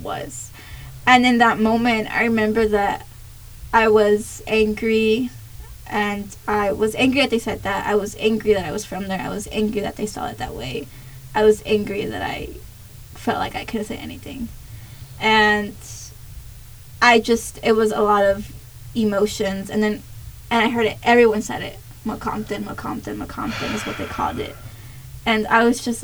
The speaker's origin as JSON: {"language": "English", "town": "Compton", "region": "California", "country": "United States", "moved": "as an adult", "lives_now": "Kansas, United States", "said": "I was from Compton"}